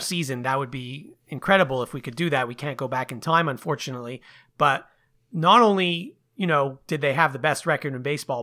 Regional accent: Montreal, Quebec, Canada; moved away; I was from Montreal, you know, when I first moved here

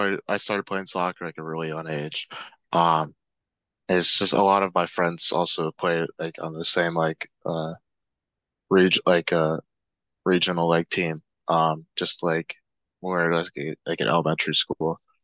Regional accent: Yardley, Pennsylvania, United States; I'm from Yardley, Pennsylvania, which is about like 30 minutes outside

